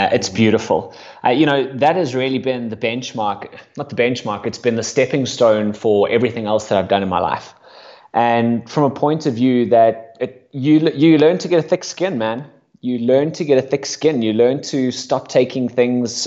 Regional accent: South Africa; moved away as an adult; now in United Kingdom; I came over from South Africa when I was 18

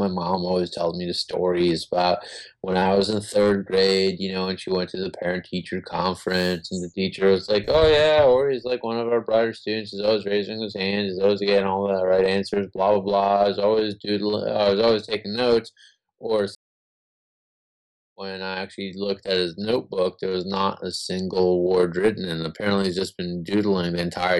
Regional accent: Israel; We're Jewish. We're from Israel

